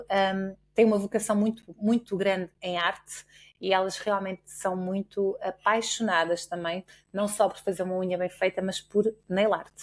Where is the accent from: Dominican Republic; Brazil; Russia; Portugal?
Portugal; nós enquanto portugueses